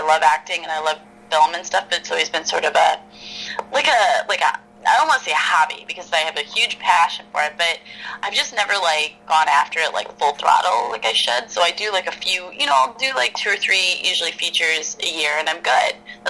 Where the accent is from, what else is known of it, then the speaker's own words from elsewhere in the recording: the South, United States; I grew up in the South as well. Like, you don't see people on freaking horses, like, with bales of hay and shit in Georgia.